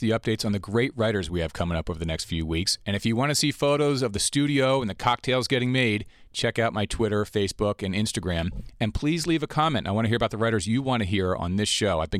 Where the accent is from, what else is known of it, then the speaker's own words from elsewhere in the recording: London, United Kingdom; I was born in London.